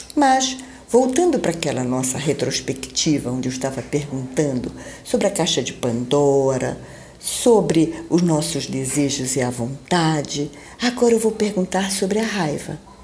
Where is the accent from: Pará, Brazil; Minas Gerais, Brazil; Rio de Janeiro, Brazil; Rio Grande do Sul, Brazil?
Pará, Brazil; Belém; moved away; Eu estou em Belém do Pará, minha terra natal